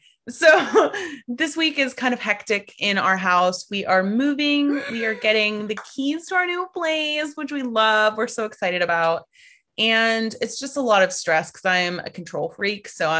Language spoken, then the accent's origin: English; United States; Just waiting for the day when people stop immediately realizing that I'm from the States.